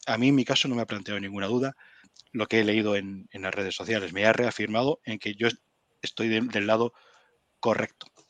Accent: Spain; moved away as an adult; now in Ottawa, Canada; a mí como español

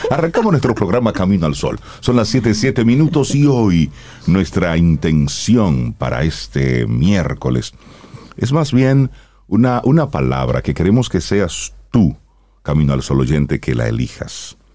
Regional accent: Argentina; Yo soy de las Américas, Argentina.

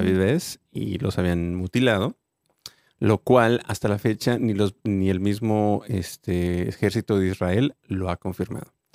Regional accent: Mexico; nosotros los mexicanos

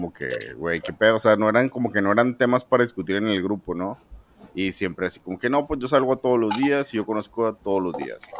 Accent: San Pedro Garza García, Nuevo León, Mexico; mis rumbos son San Pedro y, yo soy de San Pedro.

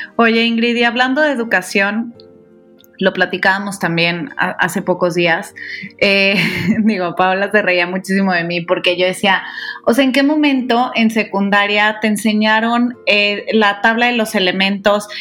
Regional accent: Guadalajara, Jalisco, Mexico; yo que soy de Guadalajara

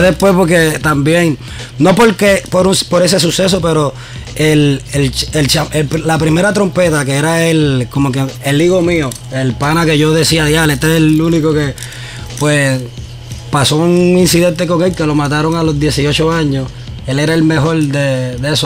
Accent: San Juan, Puerto Rico; Yo me crié en Nemesio Canal, en Puerto Rico.

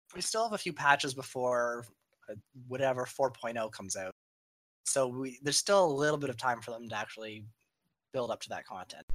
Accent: Canada; I am from Canada

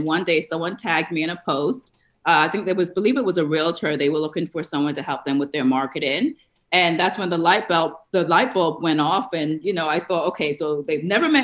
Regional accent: New York, United States; moved away as an adult; also born or lived in Atlanta, United States; now in Tampa Bay, United States; I'm actually a New Yorker by where I grew up. I live in the Florida area now

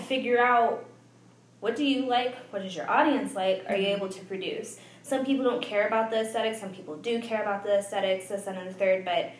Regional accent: Tucson, Arizona, United States; moved away; pretty much was born and raised in Tucson, Arizona

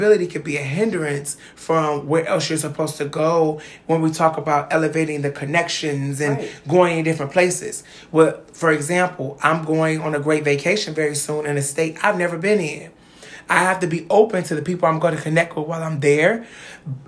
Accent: Cleveland, Ohio, United States; I come from Cleveland

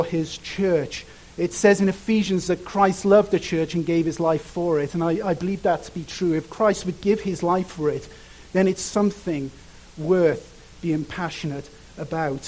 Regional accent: Cardiff, Wales, United Kingdom; moved away; I grew up in a place called Cardiff

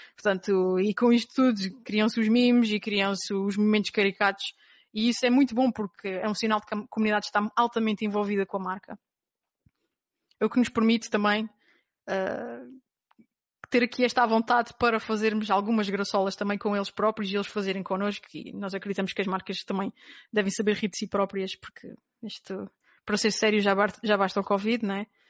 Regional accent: Terceira Island, Azores, Portugal; moved away as an adult; eu nasci na Ilha Terceira, nos Açores. Portanto, vivi até aos 18 anos na Ilha Terceira

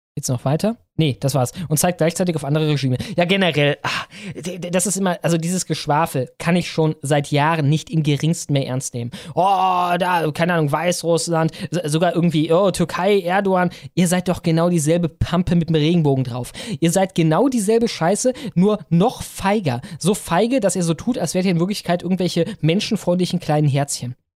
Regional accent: Cologne, North Rhine-Westphalia, Germany; ich komme aus Köln

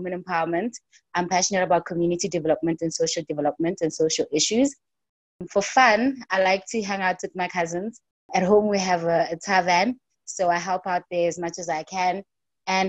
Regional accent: Soweto, Gauteng, South Africa; I'm born and bred in Soweto, in Gauteng.

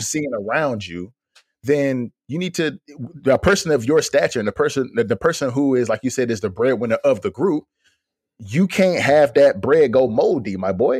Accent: Fayetteville, North Carolina, United States; I'm from North Carolina. Me and D'Lo from Fayetteville

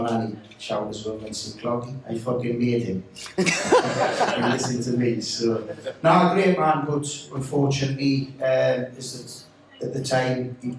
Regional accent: Newcastle upon Tyne, North East England, United Kingdom; us local lads

